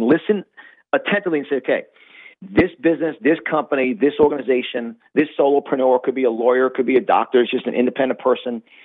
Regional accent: New York, United States; moved away as an adult; now in Florida, United States; as you hear from my accent, I'm born and raised in New York, and I live in Florida now.

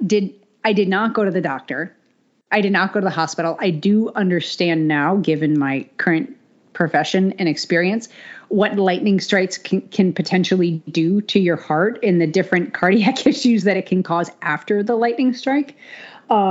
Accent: New England, United States; I grew up in New England

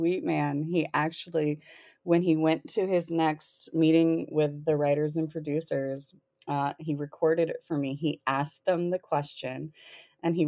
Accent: the South, United States; moved away; I'm originally from the South

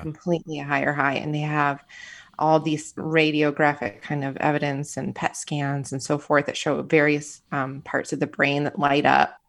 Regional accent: Michigan, United States; moved away; also born or lived in Florida / Arizona / California / Illinois; I am a Midwesterner at heart, born and raised in Michigan, and then I started moving around the country

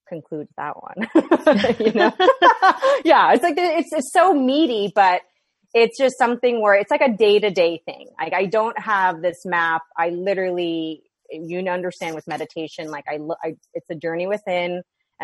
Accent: New York, United States; now in West Coast, United States; I had no family or friends here, you know, in the West Coast. I'm from New York. All of them are back home.

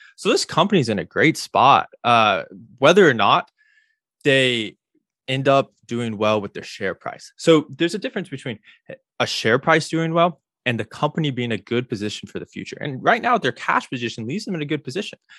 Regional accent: Illinois, United States; now in Florida, United States; I grew up in Illinois

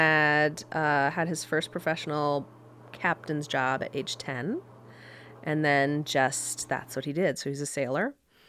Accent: Connecticut, United States; also born or lived in Greenwich / Stamford / Fairfield; now in Miami, United States; So born in Greenwich, Connecticut, and then lived in Stamford

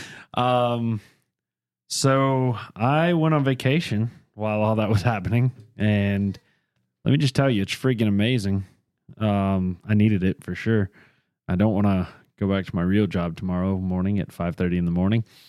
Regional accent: near Charlotte, North Carolina, United States; I was born in Charlotte, but I was raised in a little town 20 minutes from here. Never lived anywhere but the state of North Carolina

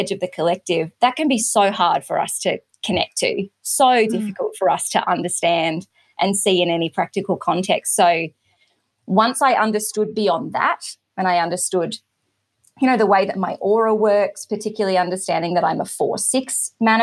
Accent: Australia; I am Australian, based on the other side of the world from a lot of people

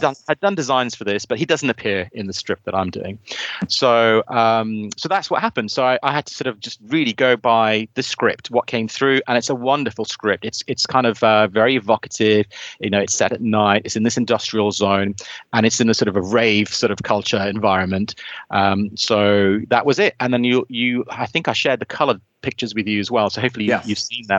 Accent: South Wales, United Kingdom; now in near London, United Kingdom; I hail from South Wales, by the way. So it was ironic that I'm living near London

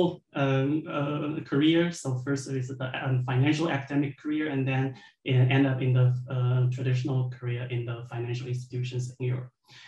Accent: China; moved away as an adult; also born or lived in Wuhan, China / Stuttgart, Germany / Frankfurt am Main, Germany; I was born in China, and then I took my bachelor's degree in China

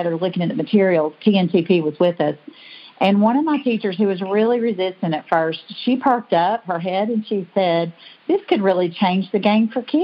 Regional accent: Bristol, Tennessee, United States; also born or lived in Pennsylvania; I grew up in Bristol, Tennessee, here in Sullivan County

